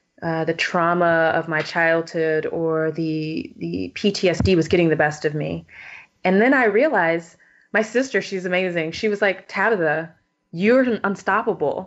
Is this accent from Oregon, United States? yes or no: no; Texas, United States; moved away; I'm originally from Texas